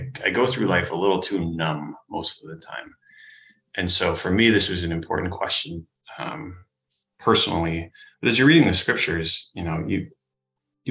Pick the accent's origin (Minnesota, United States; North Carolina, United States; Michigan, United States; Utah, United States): Minnesota, United States; I'm from Minnesota, so I know what the cold is